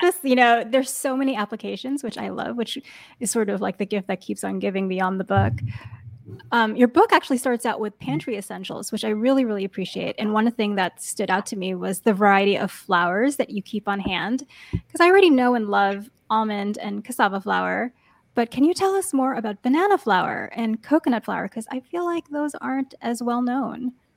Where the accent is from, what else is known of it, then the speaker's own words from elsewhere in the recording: New York, United States; now in Bay Area, United States; I grew up in New York and then I moved to the Bay Area